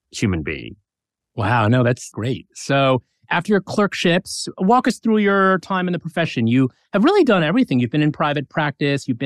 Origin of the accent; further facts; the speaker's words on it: Toledo, Ohio, United States; moved away as an adult; also born or lived in Detroit, Michigan; now in Kentucky, United States; I grew up in Toledo, Ohio.